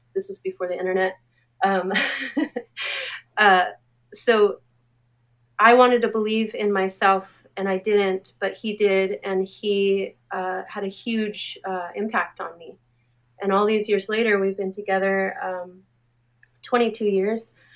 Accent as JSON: {"language": "English", "town": "Anaheim", "region": "California", "country": "United States", "tie": "born or raised there", "said": "I grew up in Anaheim, um, and it, my experience in Anaheim, there was no art"}